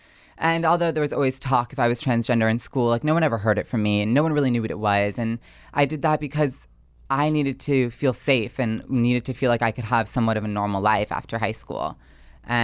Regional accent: New Jersey, United States; But I know I grew up in a wonderful town in northern New Jersey

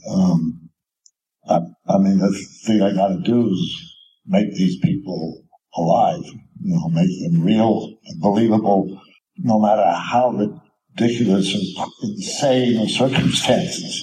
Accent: New York, United States; I grew up living near New York City and was living there for a long time

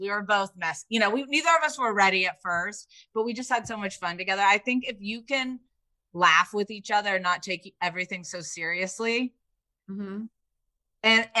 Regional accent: Indiana, United States; I grew up in Indiana. Like you know, it's not really the same.

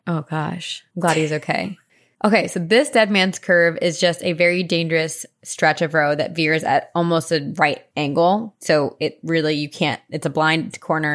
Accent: New Jersey, United States; I went back to my hometown, Jersey

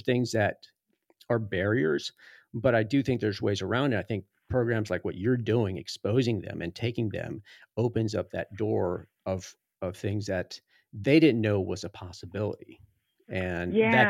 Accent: Florida, United States; Cause I came from Florida and that was not mountain biking. That was off-road riding, a lot of sand.

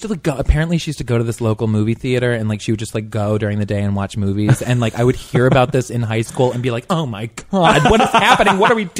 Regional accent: Bel Air, Maryland, United States; I grew up just north of Baltimore.

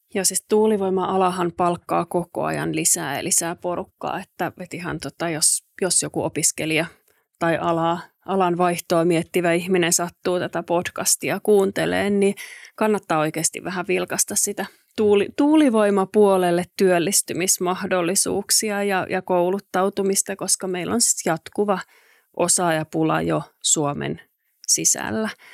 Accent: Jyväskylä, Central Finland, Finland; kotikaupunkini Jyväskylän

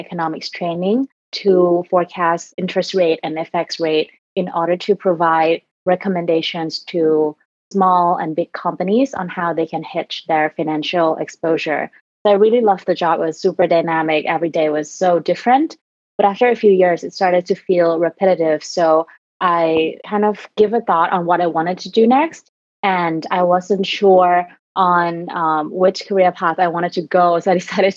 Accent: Thailand; also born or lived in South Africa; I was born and raised in Thailand, never really studied abroad

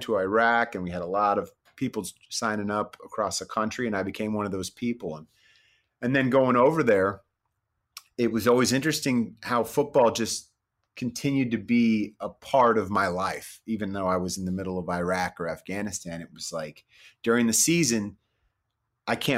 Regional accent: Bay Area, California, United States; I grew up in the Bay Area

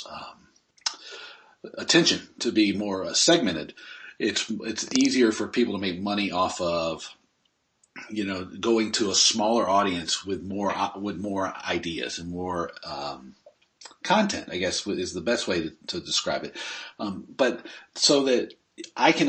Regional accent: Northern Georgia, United States; I grew up in Northern Georgia

